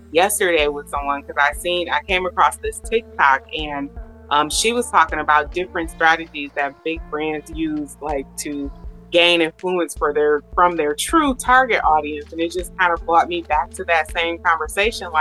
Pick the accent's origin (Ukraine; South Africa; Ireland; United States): United States; Detroit, Michigan; moved away; I'm going to forever be a D girl